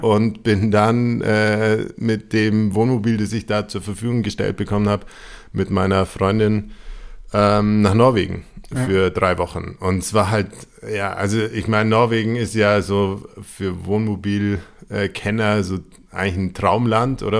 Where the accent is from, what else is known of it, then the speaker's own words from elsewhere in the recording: Allgäu, Bavaria, Germany; ich bin aus dem Allgäu